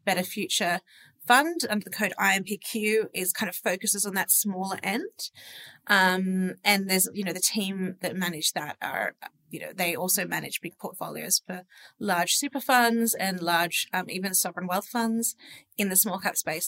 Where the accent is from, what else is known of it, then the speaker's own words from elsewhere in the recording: Sydney, New South Wales, Australia; born and raised in Sydney